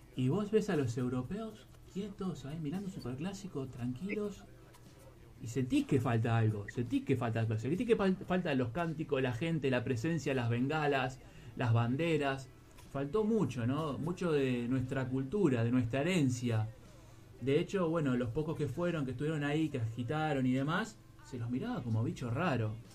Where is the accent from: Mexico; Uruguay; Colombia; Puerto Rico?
Uruguay; now in Spain; soy uruguayo, estoy en España